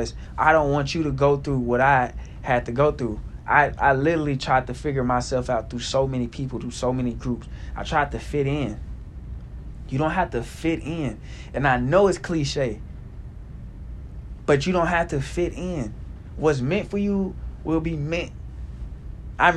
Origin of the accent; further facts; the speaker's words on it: Little Rock, Arkansas, United States; moved away; I grew up around Greg Bailey, you know, that was my guy back in the day when I was in Little Rock